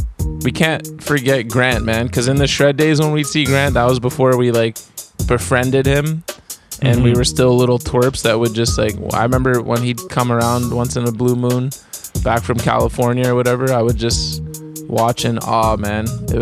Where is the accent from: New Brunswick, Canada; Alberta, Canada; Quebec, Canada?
Alberta, Canada; Calgary; I'm from Calgary, the home of Mills, a crazy micro universe of people.